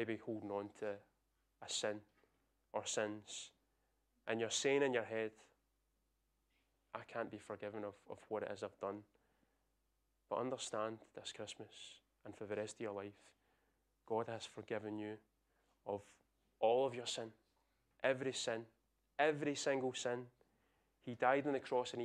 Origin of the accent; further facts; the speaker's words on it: Scotland, United Kingdom; I'm Scottish